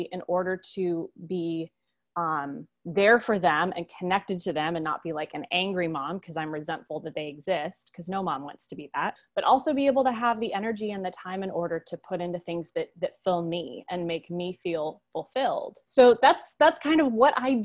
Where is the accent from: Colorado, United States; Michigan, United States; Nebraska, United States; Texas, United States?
Colorado, United States; Boulder; moved away as an adult; now in South Georgia, United States; And I'm from Boulder, Colorado originally